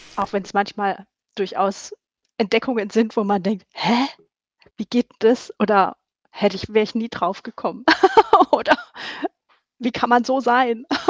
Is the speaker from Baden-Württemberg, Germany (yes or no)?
yes; Stuttgart, Baden-Württemberg, Germany; moved away as an adult; now in North Rhine-Westphalia, Germany; Ich bin in Stuttgart aufgewachsen